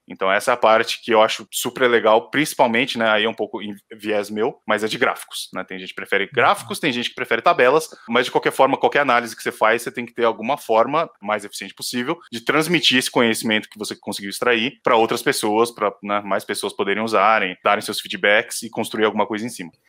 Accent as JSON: {"language": "Portuguese", "region": "São Paulo", "country": "Brazil", "tie": "born or raised there", "also_born_or_lived": "South of Minas Gerais", "said": "Eu sou nativo de São Paulo, então nascido aqui no Brasil mesmo"}